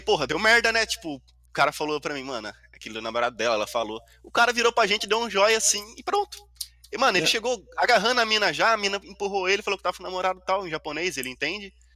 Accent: Brazil; moved away as an adult; now in Japan; sou brasileiro

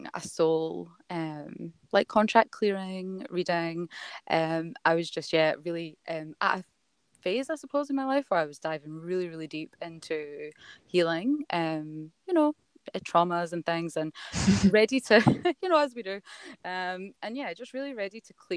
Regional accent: Scotland, United Kingdom; now in Melbourne, Australia; I'm not from Melbourne. I live in Melbourne. I'm from Scotland. As you'll notice with my accent.

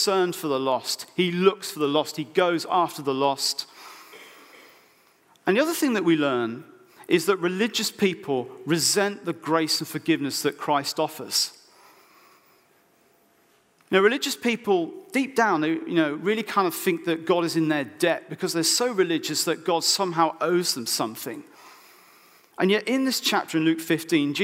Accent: Oxfordshire, South East England, United Kingdom; I was brought up in Oxfordshire, so my parents live literally 10 minutes away from farms and things

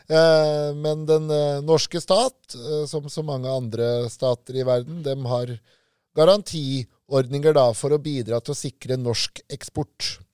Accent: Lillehammer, Innlandet, Norway; Jeg vokste opp sjøl på Lillehammer, i Søre Ål på Lillehammer

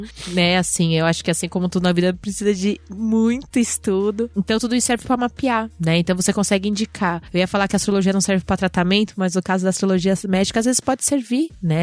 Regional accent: Pirituba, São Paulo, Brazil; lá da minha casa, lá da minha quebrada, salve Pirituba.

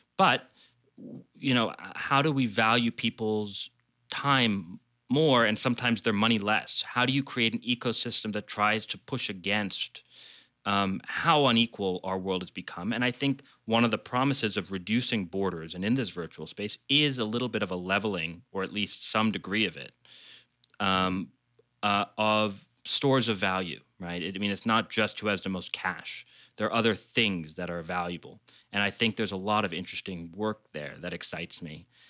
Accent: Washington, District of Columbia, United States; I grew up in D C

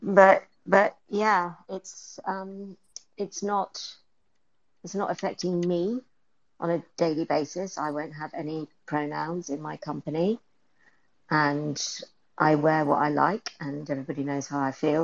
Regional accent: England, United Kingdom; moved away; I'm I'm British, so I'm from Turf Island

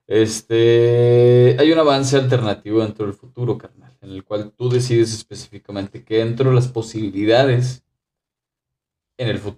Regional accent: Mexico; yo no soy japonés, soy mexicano.

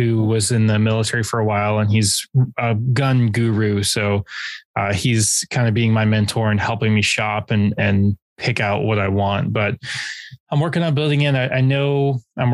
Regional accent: California, United States; growing up in California

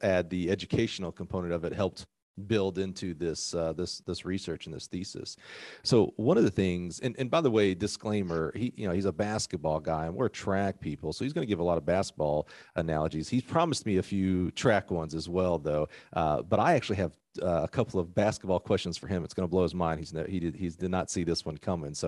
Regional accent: Alabama, United States; I'm from Alabama

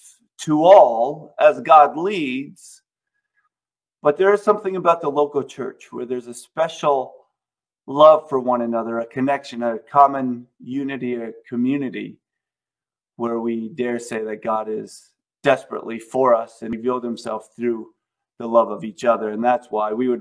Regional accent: United States; we live, in my opinion, in the greatest country ever because we have all of these freedoms.

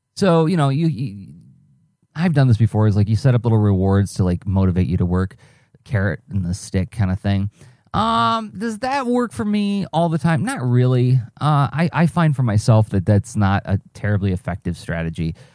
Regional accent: Midwest, United States; I'm a Midwesterner

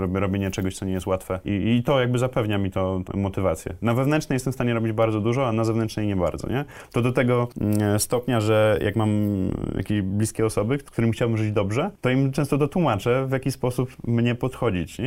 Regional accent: Kraków, Lesser Poland, Poland; ja też jestem z Krakowa

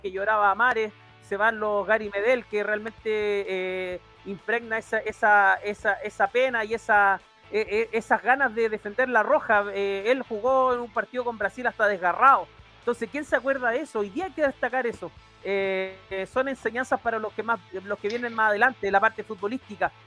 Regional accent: Chile; como decimos acá en Chile

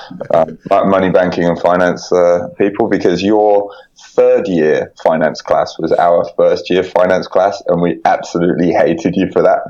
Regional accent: Birmingham, West Midlands, United Kingdom; moved away as an adult; now in Japan; I'm from Birmingham, and we have a great curry, not very good weather

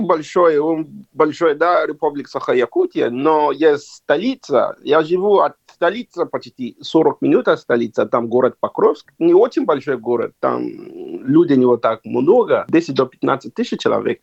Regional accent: Nigeria; Russian is a second language; moved away as an adult; also born or lived in China; now in Yakutsk, Russia; Я сам из Нигерии, Западной Африки

